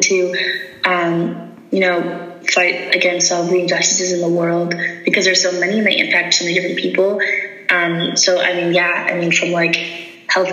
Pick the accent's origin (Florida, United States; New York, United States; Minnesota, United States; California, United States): Minnesota, United States; Minneapolis; I'm from Minneapolis, Minnesota